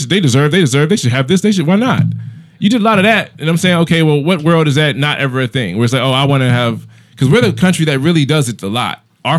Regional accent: United States; I'm American.

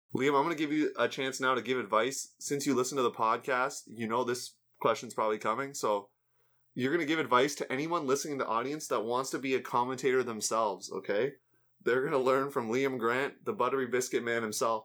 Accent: Canada; as a Canadian

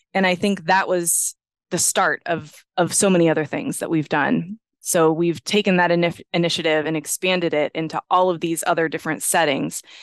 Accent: Johnstown, Pennsylvania, United States; now in Pittsburgh, United States; I grew up in Johnstown, Pennsylvania

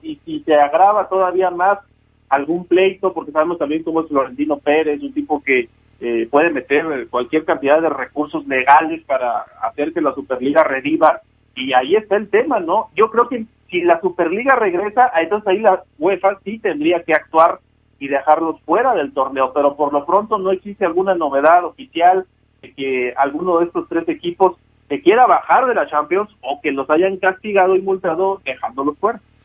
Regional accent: Mexico

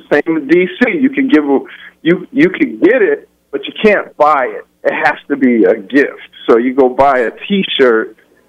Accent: New York City, New York, United States; I grew up in New York in the projects

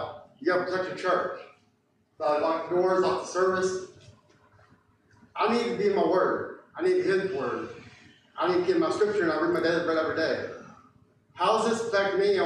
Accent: Staunton, Virginia, United States; My hometown is in Stanton

